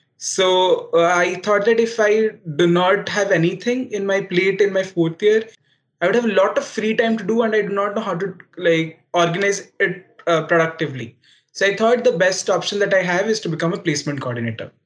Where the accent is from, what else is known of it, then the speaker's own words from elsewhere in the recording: Odisha, India; NIT Rourkela was uh, in my home state